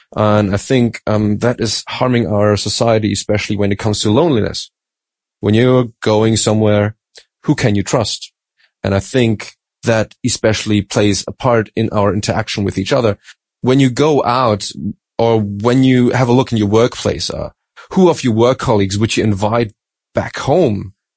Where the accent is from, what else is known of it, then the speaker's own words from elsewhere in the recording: Germany; also born or lived in Australia; I'm from Germany, but uh, my mom's from Madagascar